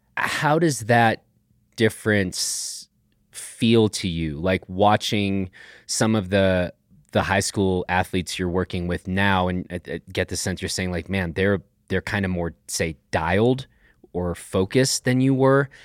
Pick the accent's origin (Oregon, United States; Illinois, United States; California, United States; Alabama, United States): Illinois, United States; Chicago; moved away; I'm originally from Chicago